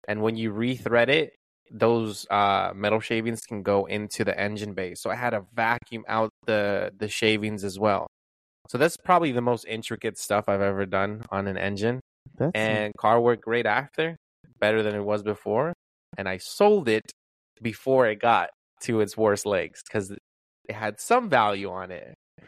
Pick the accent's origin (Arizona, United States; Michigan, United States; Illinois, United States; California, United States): California, United States; born there; I was born in California, but.